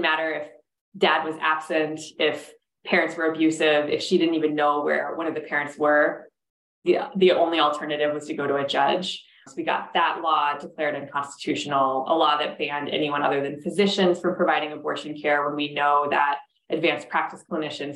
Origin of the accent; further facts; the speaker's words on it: Minnesota, United States; Minnesota, my home state